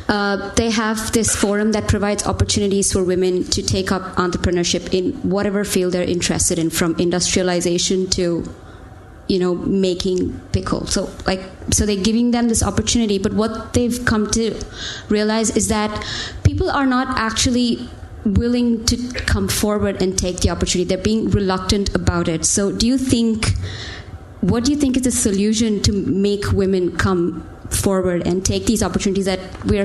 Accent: India; moved away as an adult; now in London, United Kingdom; I'm from India, and I'm doing my master's here in global media and communications.

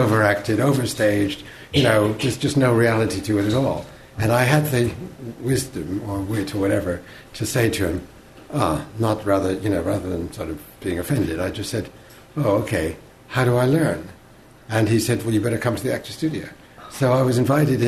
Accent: New England, United States; moved away as an adult; also born or lived in New York; now in England; I grew up in New England

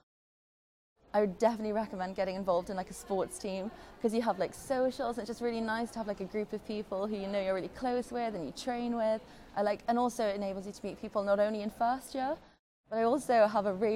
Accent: Durham, North East England, United Kingdom; moved away as an adult; now in London, United Kingdom; I'm from Durham, which is obviously a very small city

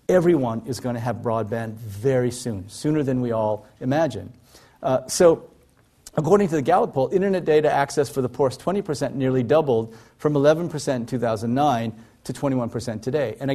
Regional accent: South Korea; born there; I was born in South Korea in 1959.

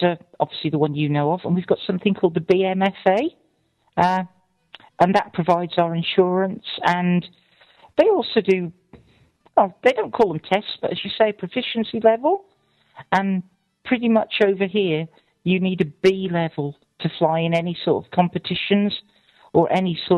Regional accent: Shropshire, West Midlands, United Kingdom; I can't do a British accent. I'm from Shropshire. We don't have a British accent.

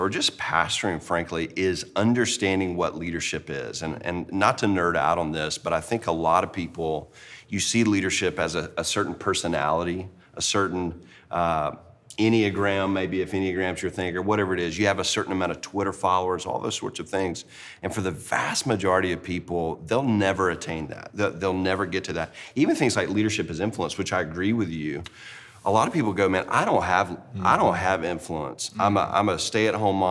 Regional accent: Deep South, United States; I grew up in the Deep South in a Christian family

